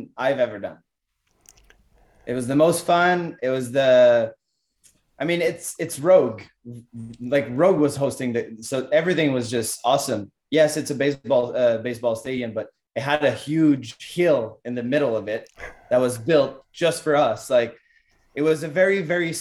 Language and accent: English; Canada; I'm from Canada